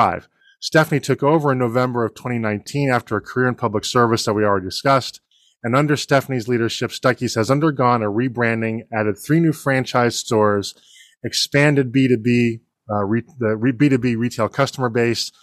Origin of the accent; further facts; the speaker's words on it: Boston, Massachusetts, United States; now in Georgia, United States; I grew up in Boston, so I've been a lifelong Red Sox fan.